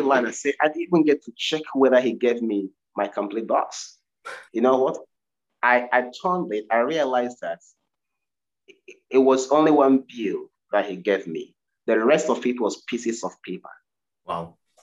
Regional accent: Nigeria; now in United Kingdom; I'm originally from Nigeria

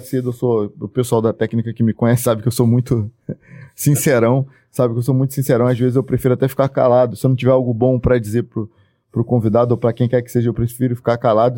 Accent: Duque de Caxias, Rio de Janeiro, Brazil; eu não sou desse município, sou do, de, do município de Caxias

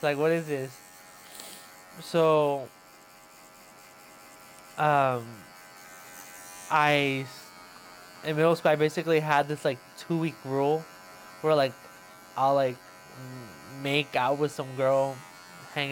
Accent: Los Angeles, California, United States; growing up as a Christian, and then like growing up in East

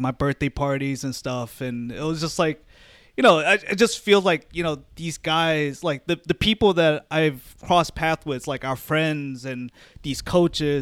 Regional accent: Arlington, United States; growing up in Arlington

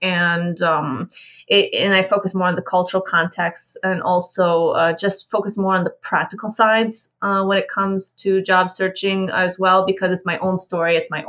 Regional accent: Michigan, United States; So I am American as well, such as yourself. And I come from Michigan. I come from a very small town in the middle of nowhere.

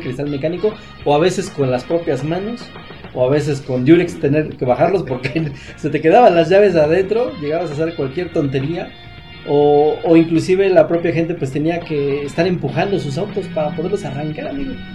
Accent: Mexico

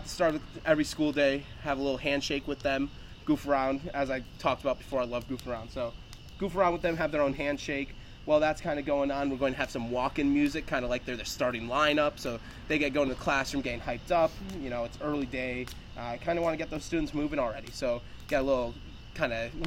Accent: Chicago, Illinois, United States; we're from the Chicagoland area.

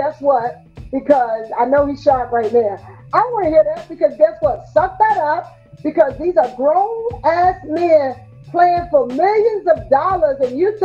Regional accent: Newport News, Virginia, United States; We're from Newport News, Virginia

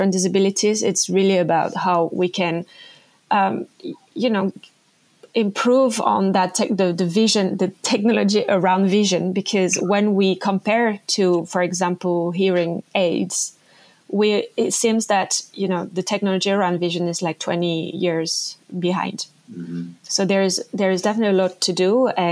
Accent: French Polynesia; moved away; I come from French Polynesia, like a small island called Tahiti.

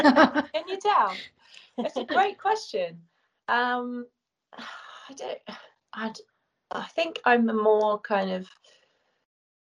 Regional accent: Cornwall, South West England, United Kingdom; also born or lived in Sussex / Surrey; now in United States; I'm originally from Cornwall. And but then I've been living in kind of Sussex, Surrey area for a long time.

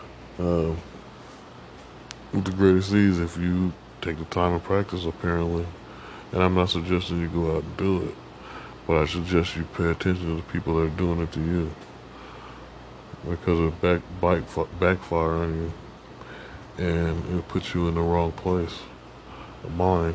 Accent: United States

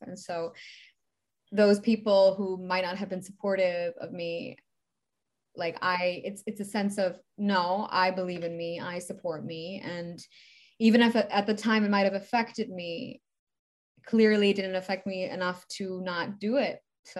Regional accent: Canada; also born or lived in Middle East; Well, I'm Canadian. I was born with I'm Canadian. My mom's Canadian.

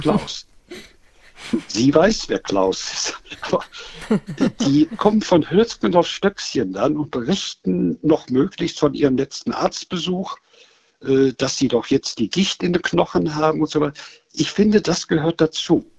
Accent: Germany; wir sind Deutsche.

